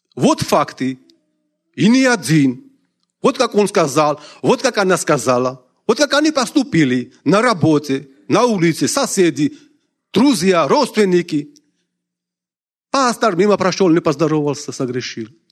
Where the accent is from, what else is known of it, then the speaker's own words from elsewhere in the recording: Georgia; я из Грузии